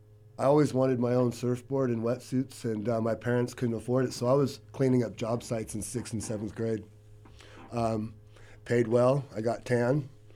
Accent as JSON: {"language": "English", "town": "Ventura", "region": "California", "country": "United States", "tie": "born or raised there", "said": "I grew up on the East End over off of Pettit."}